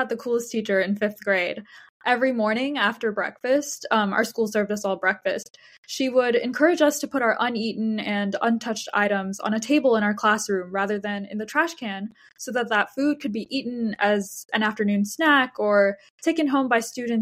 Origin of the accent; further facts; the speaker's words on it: Texas, United States; moved away as an adult; now in New York, United States; I grew up in Texas and I did my K-12 education there